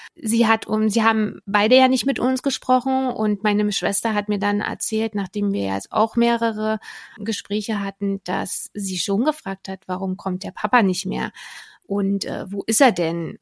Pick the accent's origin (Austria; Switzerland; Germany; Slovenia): Germany; Berlin; Also ich bin äh, Berlinerin